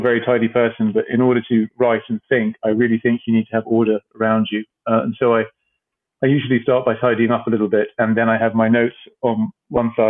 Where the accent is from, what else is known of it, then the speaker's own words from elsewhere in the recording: Cyprus; moved away; I grew up in Cyprus